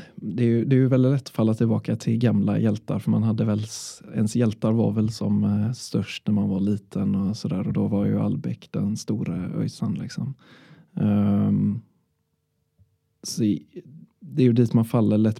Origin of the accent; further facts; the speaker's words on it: Sweden; jag är från Körn